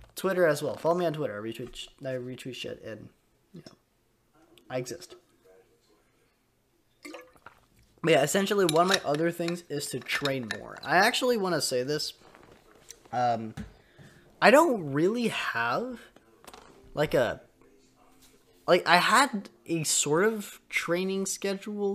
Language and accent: English; Canada; I'm Canadian